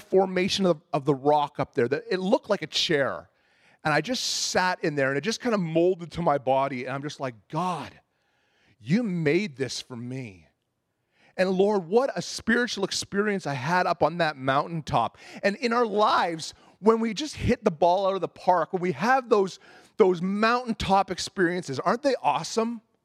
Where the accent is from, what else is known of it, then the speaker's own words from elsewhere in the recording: Ontario, Canada; moved away as an adult; I was a boy from Ontario, and I remember moving out here back when I was twenty years old